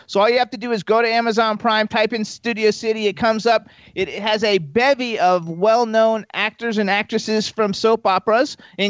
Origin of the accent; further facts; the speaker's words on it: Miami, Florida, United States; moved away; I was from Miami, you know, I lived there for almost my whole life.